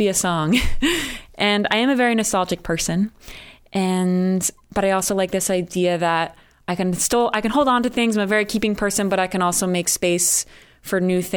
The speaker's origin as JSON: {"language": "English", "region": "New Jersey", "country": "United States", "also_born_or_lived": "Connecticut", "moved": "as an adult", "lives_now": "Boston, United States", "said": "I'm from New Jersey, which I know people have mixed feelings about the state. I'm from a very rural and wooded area of New Jersey"}